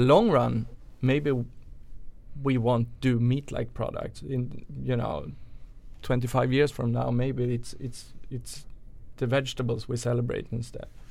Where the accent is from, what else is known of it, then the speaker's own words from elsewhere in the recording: Sweden; also born or lived in New York; chef from Sweden originally